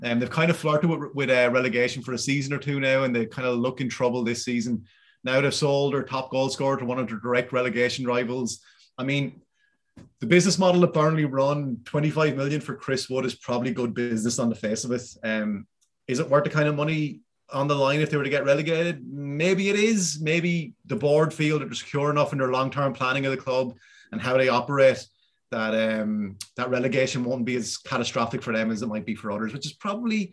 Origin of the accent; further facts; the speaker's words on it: Wexford, Leinster, Ireland; We're from Wexford. We are the yellow bellies.